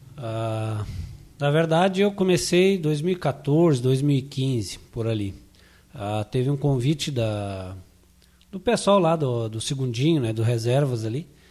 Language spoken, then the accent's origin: Portuguese; Brazil; also born or lived in Glória; eu, na verdade, sou oriundo do Iguatemi, né? Estância da Figueira, Iguatemi, por aquela região.